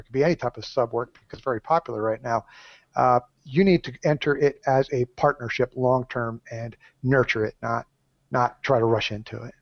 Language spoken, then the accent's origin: English; Southern California, United States; I'm from Southern California. We're not so mellow down here